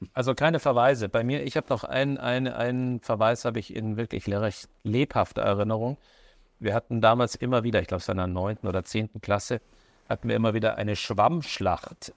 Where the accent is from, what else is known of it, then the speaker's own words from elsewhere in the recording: Neubeuern, Bavaria, Germany; also born or lived in Upper Franconia, Bavaria; durfte ich genau dreieinhalb Jahre zur Schule gehen, weil dann mein Vater beschlossen hat, aus dem Oberfränkischen ins Oberbayerische hinunterzuziehen